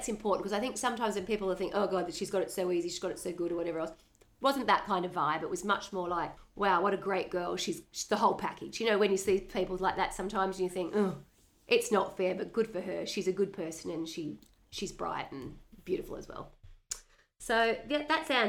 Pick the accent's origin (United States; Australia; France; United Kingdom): Australia; being Australian and growing up always looking at the US